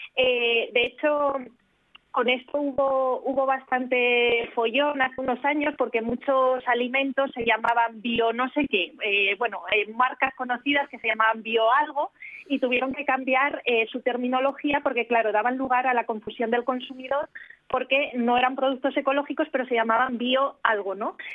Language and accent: Spanish; Spain; Nosotros en España